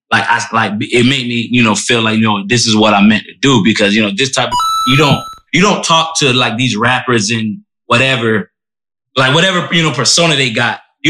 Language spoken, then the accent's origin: English; Orlando, Florida, United States; growing up in Orlando